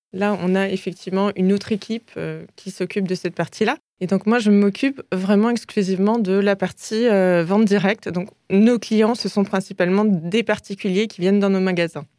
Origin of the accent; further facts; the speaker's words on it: Alsace, Grand Est, France; je suis né en Alsace. J'ai toujours vécu en Alsace et j'adore l'Alsace